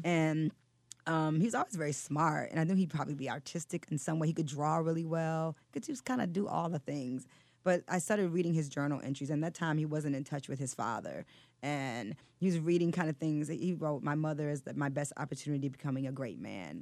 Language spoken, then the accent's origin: English; Detroit, Michigan, United States; moved away as an adult; also born or lived in New York; I grew up on the West Side